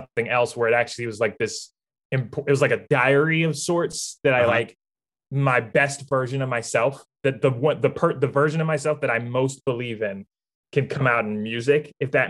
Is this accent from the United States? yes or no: yes; Ambridge, Pennsylvania, United States; I come from a small town called Ambridge, Pennsylvania. Very, very, very small.